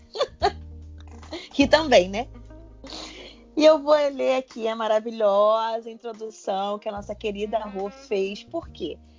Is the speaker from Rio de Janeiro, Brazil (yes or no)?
yes; Rio de Janeiro, Brazil; accent: carioca; Tô começando a perceber meu sotaque carioca